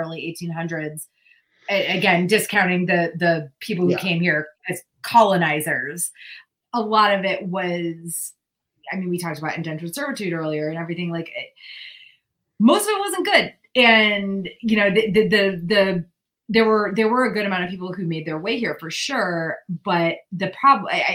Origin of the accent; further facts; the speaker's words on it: New England, United States; now in California, United States; I grew up in New England